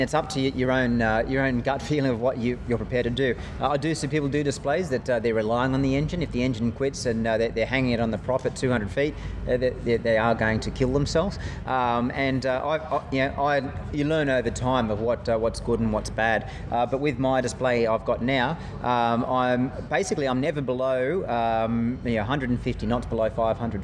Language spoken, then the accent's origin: English; Australia; being an Australian again